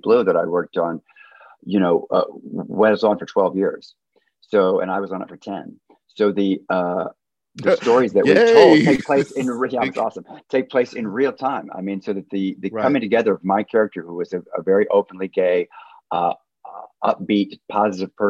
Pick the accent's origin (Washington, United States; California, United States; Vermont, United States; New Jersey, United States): Washington, United States; Tacoma; moved away as an adult; also born or lived in New York; now in Los Angeles, United States; I grew up in Tacoma, Washington, and I was like, got to New York as fast as I could